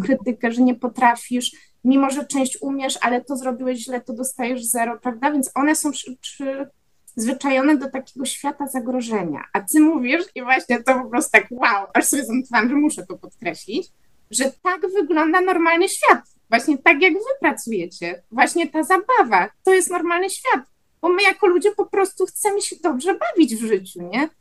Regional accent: Wrocław, Lower Silesian Voivodeship, Poland; obie jesteśmy z Wrocławia

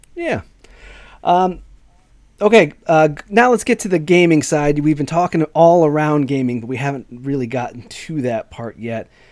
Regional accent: Chicago, Illinois, United States; I'm from Chicago

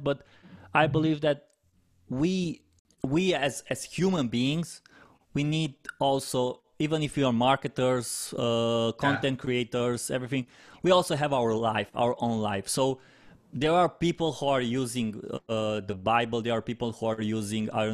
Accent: Romania; first language Romanian; English is a second language; It's in my native language in Romania

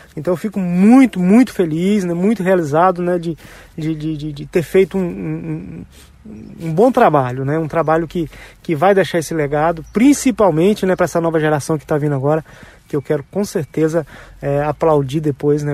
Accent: Silvânia, Goiás, Brazil; Eu tenho o maior orgulho de, de dizer que eu sou goiano, nascido em Silvânia, na cidade do interior

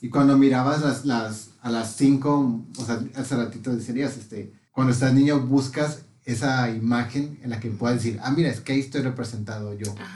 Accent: Tecate, Baja California, Mexico; soy de Tecate

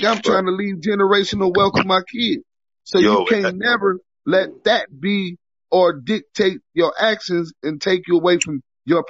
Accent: West Coast, United States; I'm from the West Coast, right?

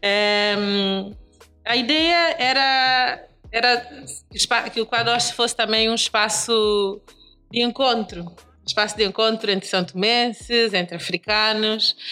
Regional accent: São Tomé & Príncipe; now in Lisbon, Portugal

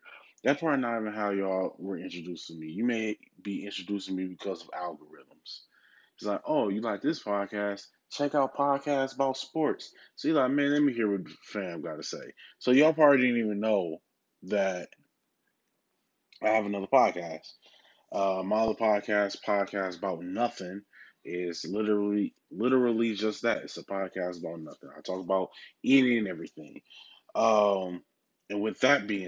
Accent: Milwaukee, Wisconsin, United States; my hometown team, the Milwaukee Bucks

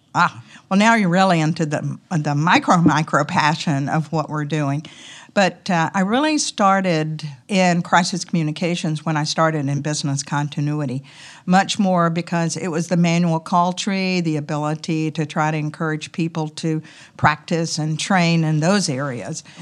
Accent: the South, United States; accent: Southern; my Southern accent

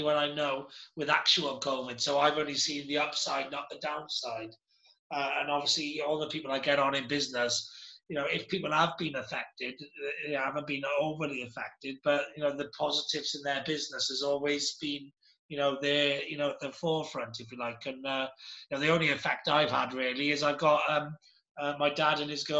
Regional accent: Wales, United Kingdom; I'm Welsh, I am

